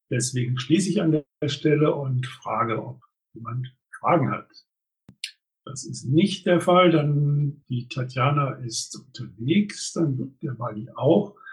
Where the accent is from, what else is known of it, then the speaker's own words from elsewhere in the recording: Ratingen, North Rhine-Westphalia, Germany; sondern das ist ein traditioneller ähm, Event in Ratingen, meiner Heimatstadt.